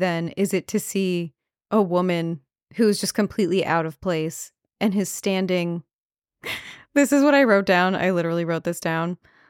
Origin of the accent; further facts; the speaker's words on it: Long Island, New York, United States; I'm from Long Island.